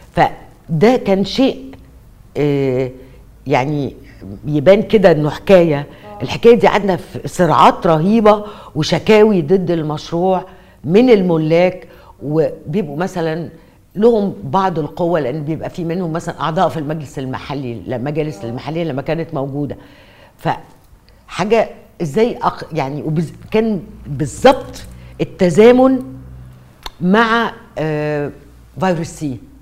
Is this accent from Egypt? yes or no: yes; Egypt; مئات المباني عندنا في مصر